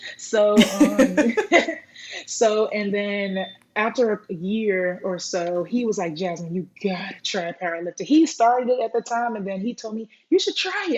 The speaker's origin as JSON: {"language": "English", "town": "Rowlett", "region": "Texas", "country": "United States", "tie": "born or raised there", "lives_now": "Blue Ridge, United States", "said": "I was um, raised in Rowlett, Texas, and now I am from Blue Ridge now"}